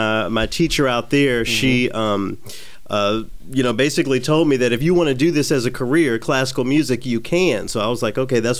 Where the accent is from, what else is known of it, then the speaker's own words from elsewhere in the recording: Memphis, Tennessee, United States; moved away as an adult; also born or lived in Los Angeles, California / Detroit, Michigan / Knoxville, Tennessee; now in Minnesota, United States; I live in Minnesota, but I'm from the South. I grew up in Memphis.